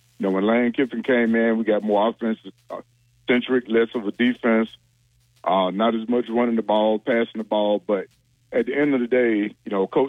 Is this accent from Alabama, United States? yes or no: yes; Birmingham, Alabama, United States; moved away; I'm from Birmingham, Alabama, and retired Navy.